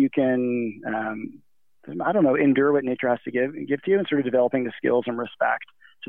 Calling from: Squamish, British Columbia, Canada; also born or lived in Canmore, Alberta; At the moment, I'm calling from Squamish, British Columbia, and I've been living here since December of this year, or I guess of last year. And but prior to that, I was in Canmore, Alberta, so in the heart of the Canadian Rockies.

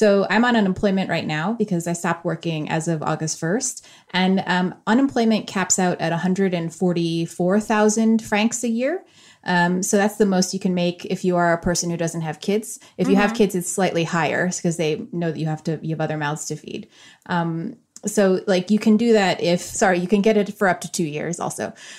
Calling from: Switzerland; also born or lived in New York City, United States / London, United Kingdom; And I'm calling from Switzerland.

